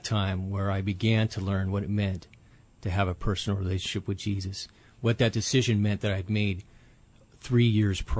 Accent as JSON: {"language": "English", "town": "Huntington Beach", "region": "California", "country": "United States", "tie": "born or raised there", "said": "I grew up in Orange County, California, Southern California, Huntington Beach area"}